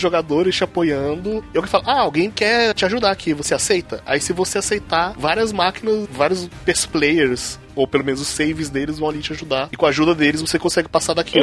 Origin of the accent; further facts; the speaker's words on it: Brazil; sou brasileiro